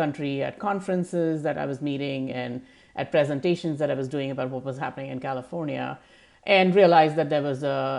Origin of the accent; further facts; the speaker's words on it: New Delhi, Delhi, India; moved away as an adult; also born or lived in Thailand / Malaysia / Europe; now in United States; I grew up in India, in the capital city of India, New Delhi, and which is an urban center. And I spent the first 25 years or so of my life in India, in various parts of India.